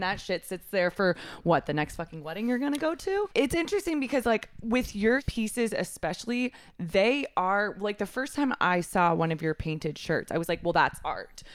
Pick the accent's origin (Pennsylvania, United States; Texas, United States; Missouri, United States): Texas, United States; I'm from Texas.